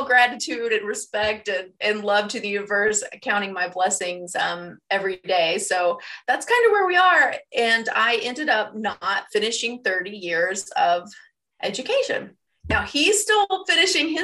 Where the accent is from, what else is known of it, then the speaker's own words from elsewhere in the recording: the South, United States; I'm from the South and had, you know, very Southern conservative Christian views